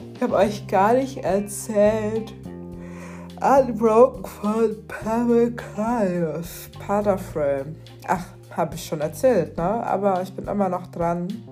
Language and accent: German; Cairo, Cairo Governorate, Egypt; moved away; Ich bin ja tatsächlich in Kairo geboren